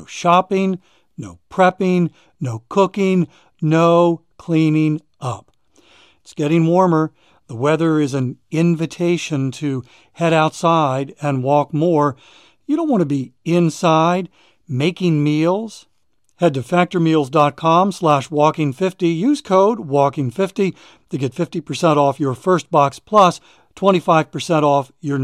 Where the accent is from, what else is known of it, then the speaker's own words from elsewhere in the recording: Maryland, United States; I'm from Maryland